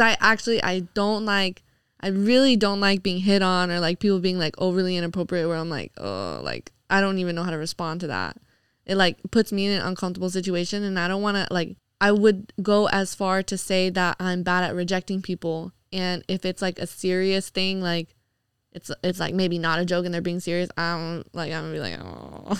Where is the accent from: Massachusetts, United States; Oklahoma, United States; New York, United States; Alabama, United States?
New York, United States; moved away; growing up in New York